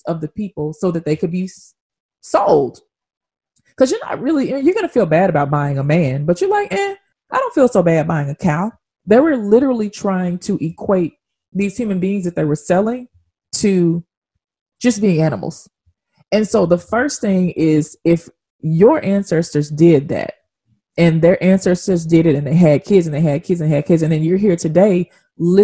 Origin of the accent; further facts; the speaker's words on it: Memphis, Tennessee, United States; I'm from Memphis, Tennessee, we have a street called Auction Street